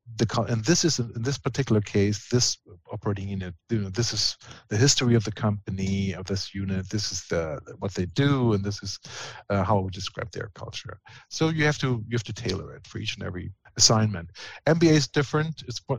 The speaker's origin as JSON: {"language": "English", "country": "Germany", "said": "I was big into sports, and being German, of course, you start with soccer."}